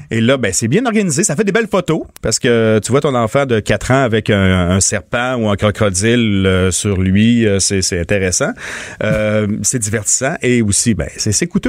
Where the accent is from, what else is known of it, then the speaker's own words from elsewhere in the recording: Montmagny, Quebec, Canada; chez nous, euh, dans mon patelin euh, natal, à Montmagny